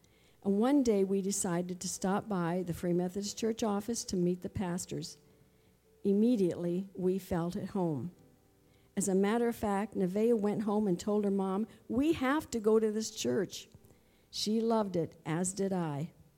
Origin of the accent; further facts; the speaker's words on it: Flushing, Michigan, United States; Growing up in Flushing, Michigan, I went to church with my mom, and later on my own, I rode on the church bus with a friend.